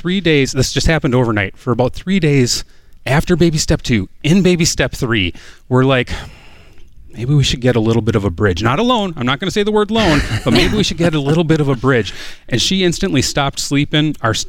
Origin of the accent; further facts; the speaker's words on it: United States; We're from a small town right across the river from St. Paul, Minnesota.